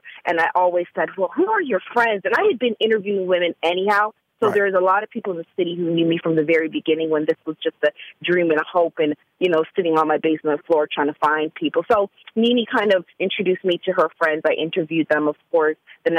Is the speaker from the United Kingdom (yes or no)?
no; Canada; now in Atlanta, United States; let me say full disclosure, I am from Canada, and I had only been in Atlanta for about I'd say almost a full year, fully.